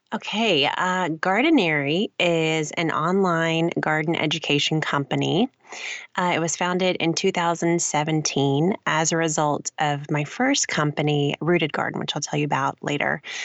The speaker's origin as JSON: {"language": "English", "region": "Gulf Coast of Mississippi", "country": "United States", "tie": "born or raised there", "also_born_or_lived": "Louisiana / Spartanburg, South Carolina / Houston, Texas", "moved": "as an adult", "lives_now": "Chicago, United States", "said": "I grew up on the Gulf Coast of Mississippi"}